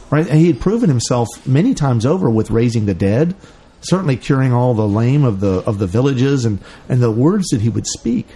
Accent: Memphis, Tennessee, United States; Memphis, Tennessee, home of Elvis

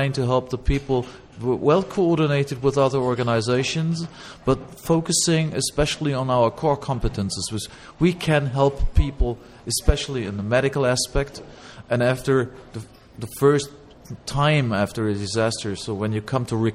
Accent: Cologne, North Rhine-Westphalia, Germany; I'm from Cologne, Germany

